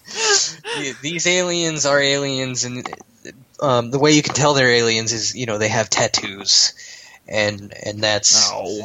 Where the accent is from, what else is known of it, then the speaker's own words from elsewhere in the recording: United States; I'm an American